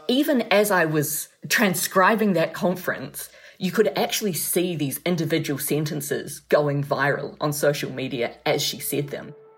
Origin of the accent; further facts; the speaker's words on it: New Zealand; as a New Zealander from New Zealand